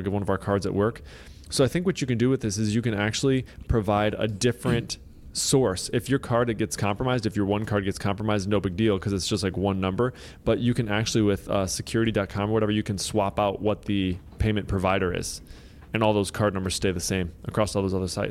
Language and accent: English; Michigan, United States; I grew up in Michigan